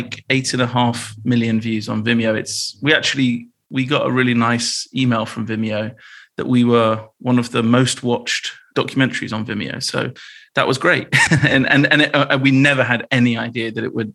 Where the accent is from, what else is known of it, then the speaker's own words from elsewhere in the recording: Bristol, South West England, United Kingdom; I grew up in Bristol in the UK